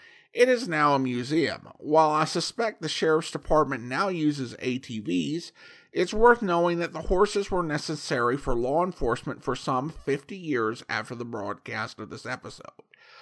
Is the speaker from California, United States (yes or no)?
yes; California, United States; I was born and raised in Calaveras County, home of Mark Twain's celebrated Jumping Frog. Many areas of the county are quite remote with few or no roads, and difficult to access in the best of weather.